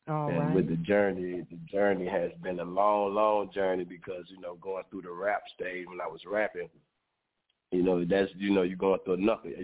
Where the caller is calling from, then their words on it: Montgomery, Alabama, United States; Calling from Montgomery, Alabama.